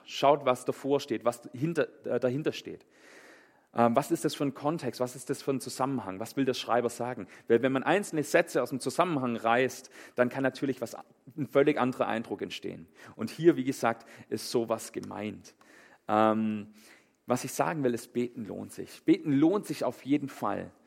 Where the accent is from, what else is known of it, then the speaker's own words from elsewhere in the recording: Germany; bei uns in Deutschland